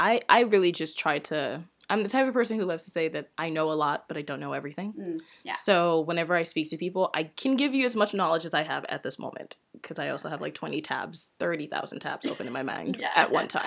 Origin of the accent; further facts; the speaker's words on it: DC, Maryland area, United States; moved away as an adult; also born or lived in Nigeria; now in Toronto, Canada; I grew up in DC, Maryland area, but I'm Nigerian. Oh, wow. I was actually born in Nigeria and moved to DC, Maryland around almost 20 years ago. Then wow. I've been in Toronto for about 10 years now.